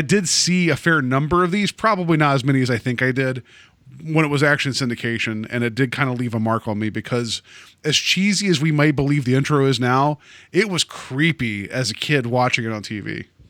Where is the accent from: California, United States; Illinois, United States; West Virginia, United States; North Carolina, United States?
West Virginia, United States; I grew up in West Virginia